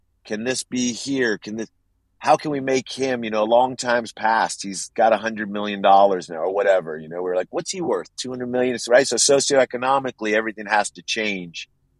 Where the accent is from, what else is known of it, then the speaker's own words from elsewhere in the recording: Los Angeles, California, United States; I'm from Los Angeles. I love Los Angeles. I know Los Angeles really well.